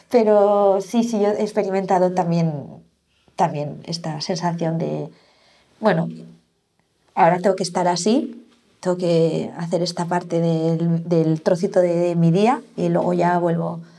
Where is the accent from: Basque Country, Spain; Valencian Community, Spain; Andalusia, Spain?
Basque Country, Spain; Vitoria; also born or lived in Barcelona / Madrid; ¿a, dónde pertenezco? O sea, soy de Vitoria, soy de Barcelona, soy de Madrid, ya no soy, no tengo esta, no era mi casa la que he construido